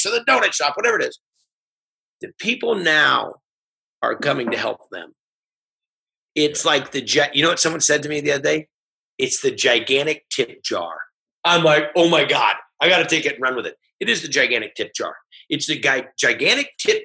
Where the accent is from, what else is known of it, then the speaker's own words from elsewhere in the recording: California, United States; it's my home state.